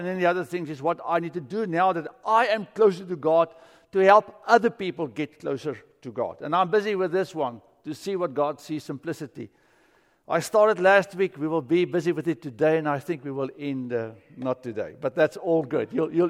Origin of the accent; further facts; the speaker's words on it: South Africa; moved away as an adult; now in United States; America is strange. I came here from South Africa.